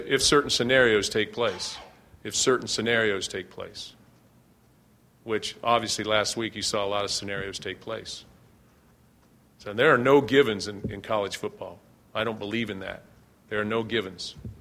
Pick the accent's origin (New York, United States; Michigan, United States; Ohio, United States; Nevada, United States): Ohio, United States; moved away; I'm from Ohio.